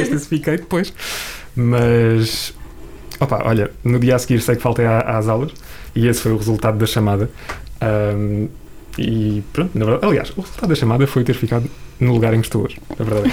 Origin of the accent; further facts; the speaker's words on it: Ponte de Sor, Alentejo, Portugal; moved away; com onze anos, eh, eu vivia no, no Alentejo e, e na altura entrei numa rádio local, na rádio local da minha terrinha